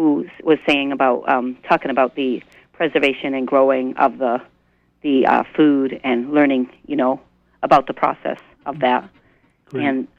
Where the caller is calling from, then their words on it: Blue Hill, Maine, United States; from Blue Hill, and I really appreciate this topic